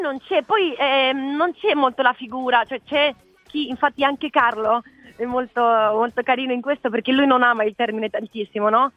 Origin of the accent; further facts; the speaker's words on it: Spain; Italian is a second language; moved away; sono spagnola